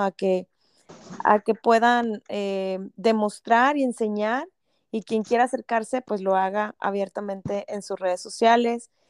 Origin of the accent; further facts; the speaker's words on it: Monterrey, Nuevo León, Mexico; moved away as an adult; now in Canada; yo que soy regia